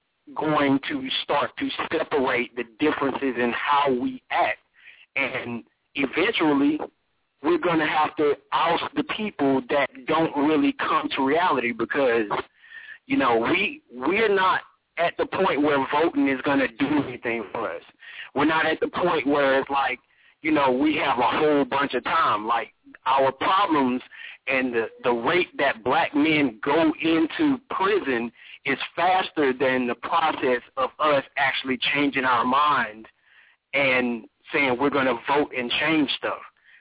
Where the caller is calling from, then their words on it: Atlanta, Georgia, United States; Can you hear me? Can you hear me clearly? I'm calling from Atlanta, bro.